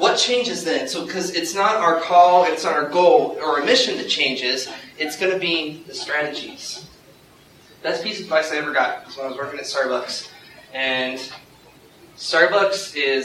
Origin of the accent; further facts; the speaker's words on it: Youngstown, Ohio, United States; I come from Youngstown, Ohio